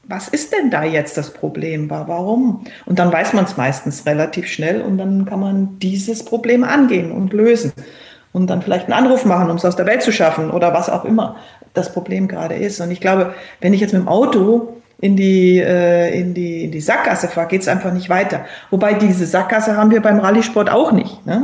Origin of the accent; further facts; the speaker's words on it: Berchtesgaden, Bavaria, Germany; born or raised there; also born or lived in Cologne